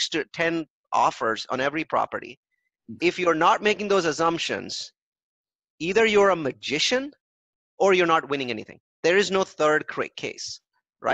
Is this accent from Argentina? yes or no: no; India; I'm an Indian